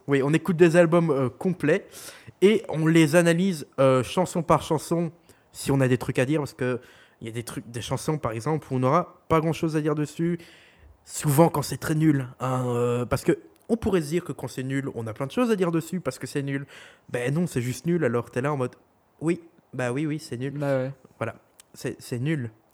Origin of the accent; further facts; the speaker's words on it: Belgium; accent: Belgian; nous sommes belges. Au cas où vous n'aurez pas entendu notre accent